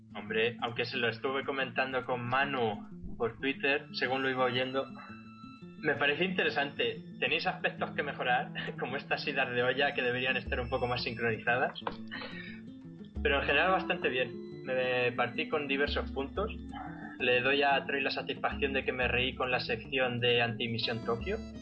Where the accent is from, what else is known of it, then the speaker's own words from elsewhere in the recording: Socuéllamos, Castilla-La Mancha, Spain; soy de un pueblo de Ciudad Real que se llama Socuéllamos